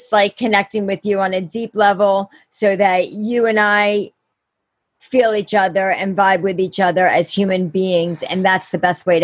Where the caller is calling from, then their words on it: Pennsylvania, United States; I'm out in Pennsylvania. I'm in Chester County.